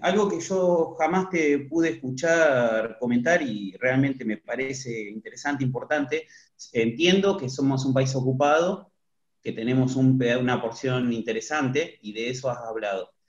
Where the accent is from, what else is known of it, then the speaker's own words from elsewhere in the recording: Ayacucho, Buenos Aires Province, Argentina; soy del sudeste de la provincia de Buenos Aires, soy de Ayacucho